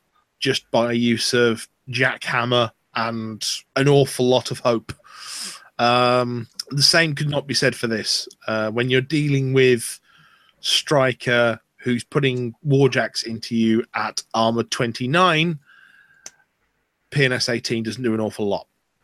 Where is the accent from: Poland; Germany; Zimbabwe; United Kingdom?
United Kingdom; Bolton, North West England; moved away; also born or lived in Midlands / Wales; moved from Bolton to the Midlands, then spent 5 years in Wales, and now a few years in the South. Mm. So my accent is somewhat of a conglomeration of things.